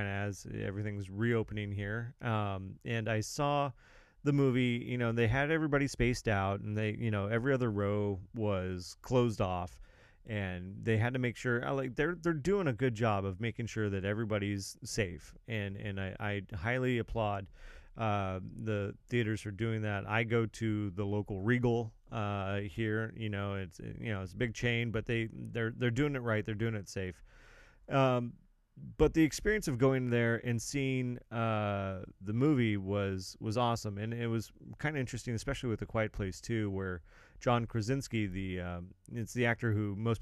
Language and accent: English; Santa Barbara County, California, United States; now in San Luis Obispo County, United States; I was born in Santa Barbara County.